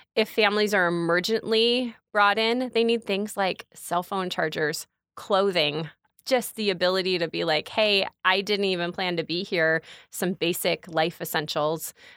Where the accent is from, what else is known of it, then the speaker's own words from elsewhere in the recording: Bourbonnais, Illinois, United States; I was born and raised in Kankakee County